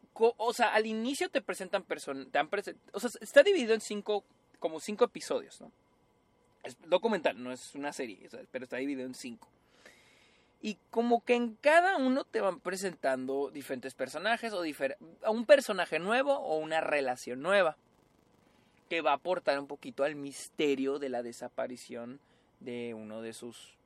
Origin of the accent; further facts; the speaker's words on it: Mexico; todos somos mexicanos